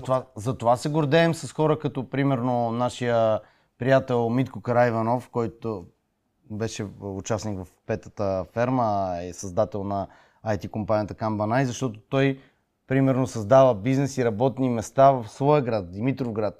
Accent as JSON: {"language": "Bulgarian", "town": "Sofia", "region": "Sofia City", "country": "Bulgaria", "said": "съм от София"}